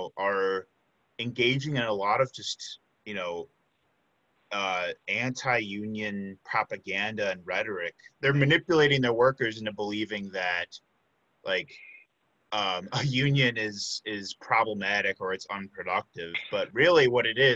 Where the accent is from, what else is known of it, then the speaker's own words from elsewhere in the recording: south suburbs of Chicago, Illinois, United States; moved away as an adult; now in Milwaukee, United States; I'm actually from Illinois. Grew up in the south suburbs of Chicago. I came to Milwaukee for UWM in 2014.